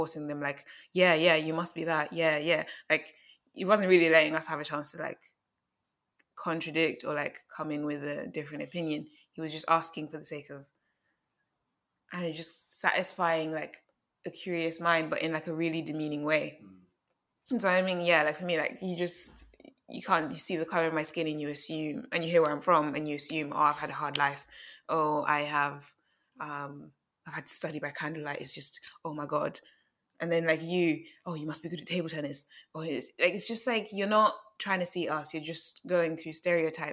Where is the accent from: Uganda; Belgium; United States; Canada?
Uganda; also born or lived in London; now in United Kingdom; I'm from Uganda.